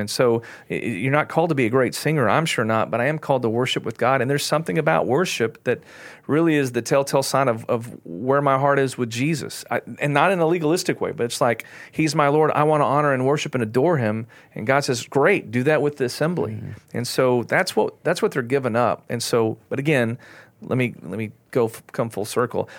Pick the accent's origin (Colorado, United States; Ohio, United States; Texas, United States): Texas, United States; I'm an American, I'm a Texan